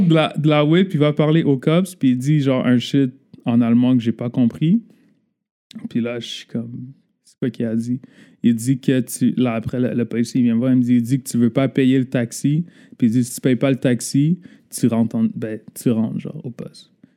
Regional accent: Laval, Quebec, Canada; born and raised à Laval

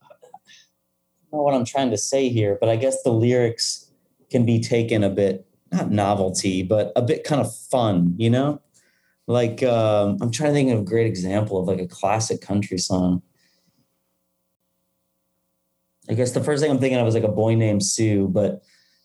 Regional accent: Iowa, United States; moved away; where I grew up in Iowa

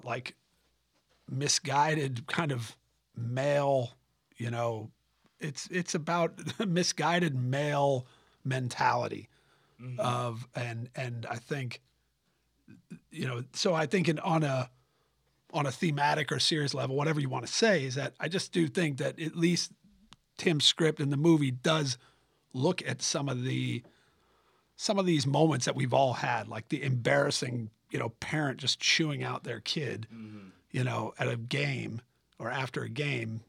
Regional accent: Los Angeles, California, United States; I grew up in Los Angeles

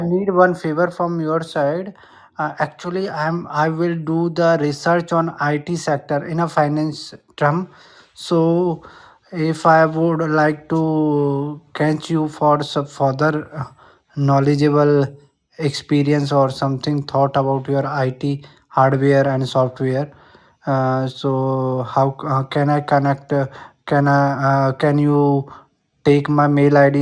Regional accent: India; English is a second language; I'm Indian

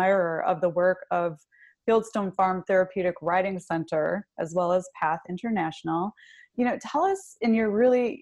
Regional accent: Michigan, United States; I'm actually from Michigan

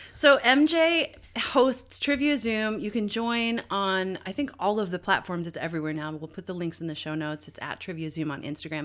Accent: Canada; I'm fucking Canadian

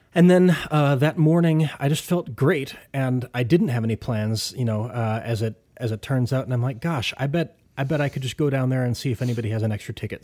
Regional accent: Ithaca, New York, United States; my hometown of Ithaca

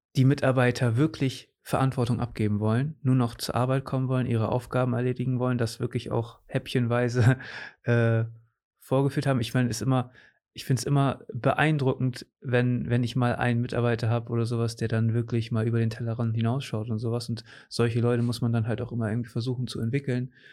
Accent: Cuxhaven, Lower Saxony, Germany; hier aus meiner Heimat

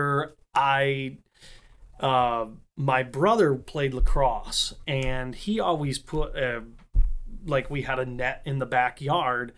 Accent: Fulton, New York, United States; also born or lived in Syracuse, New York; now in Haines City, United States; raised in a small town just north of Syracuse called Fulton, New York

